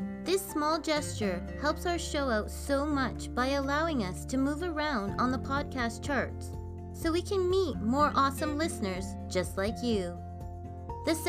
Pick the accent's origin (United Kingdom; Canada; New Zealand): Canada; our beautiful country